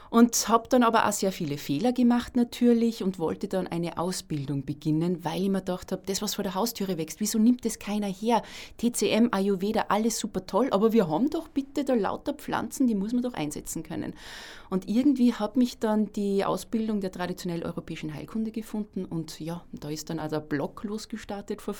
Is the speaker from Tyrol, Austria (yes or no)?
no; Salzburg, Austria; Ich wohne auch in der Stadt Salzburg, bin gebürtige Salzburgerin